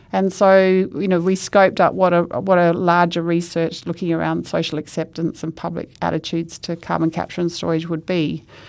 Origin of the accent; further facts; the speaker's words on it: Perth, Western Australia, Australia; I grew up in Perth